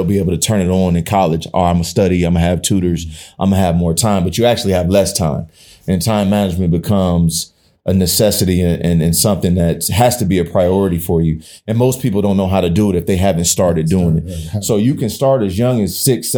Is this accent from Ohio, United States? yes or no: yes; South Euclid, Ohio, United States; also born or lived in East Cleveland, Ohio; My mama moved me to South Euclid out of East Cleveland, fifth grade